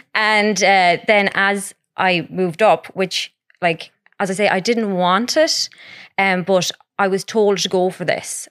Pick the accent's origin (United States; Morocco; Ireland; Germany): Ireland; Mount Falcon, Connacht; also born or lived in Edinburgh; I'm from Mount Falcon